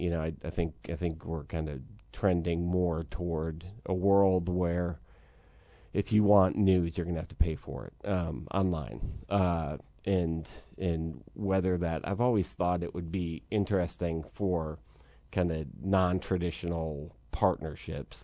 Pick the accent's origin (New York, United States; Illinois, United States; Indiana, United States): New York, United States; Syracuse; moved away; I'm from Syracuse